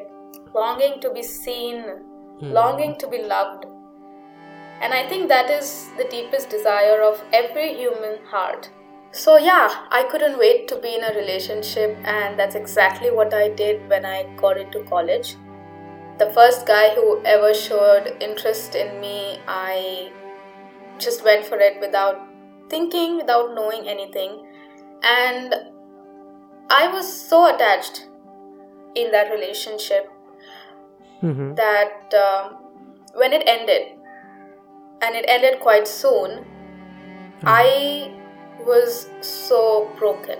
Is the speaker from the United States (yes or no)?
no; Pune, Maharashtra, India; also born or lived in Nagpur; I am from Nagpur, but I grew up in Pune. So, I consider myself to be a Punekar. That is where most of my childhood was spent.